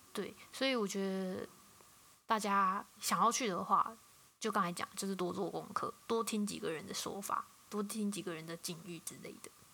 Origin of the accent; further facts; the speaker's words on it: Taiwan; 我是台湾来的 台湾人